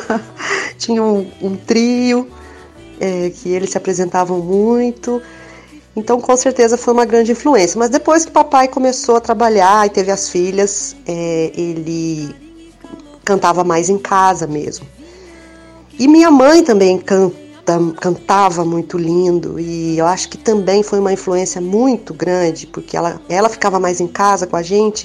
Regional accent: Minas Gerais, Brazil; eu sou de Minas e eu me lembro da minha infância em casa

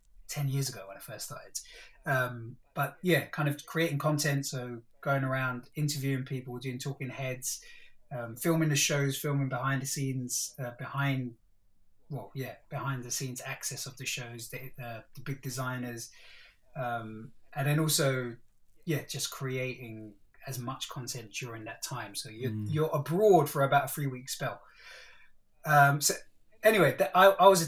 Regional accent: London, United Kingdom; us growing up in East Stratford, the Asian dude

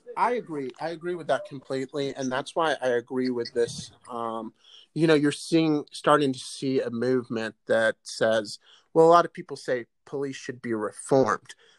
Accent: Chicago, Illinois, United States; My parents moved to the United States when I was about eight months old. They moved to the south side of Chicago

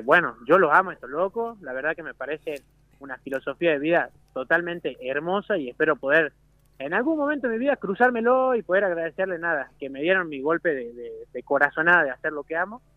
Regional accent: Jujuy, Argentina; moved away as an adult; now in Mendoza, Argentina; yo siendo jujeño

